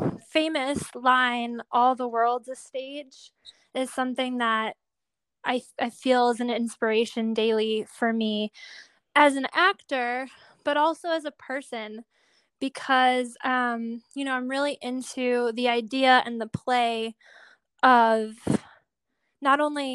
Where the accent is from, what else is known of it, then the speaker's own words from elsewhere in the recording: Buffalo, New York, United States; I'm from Buffalo, New York. I started taking acting classes at Shays Performing Arts when I was maybe 7